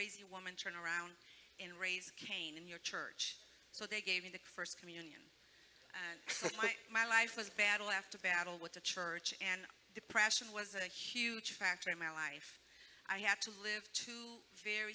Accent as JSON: {"language": "English", "town": "Chicago", "region": "Illinois", "country": "United States", "tie": "born or raised there", "also_born_or_lived": "Brazil", "said": "growing up in Chicago, that's where I grew up"}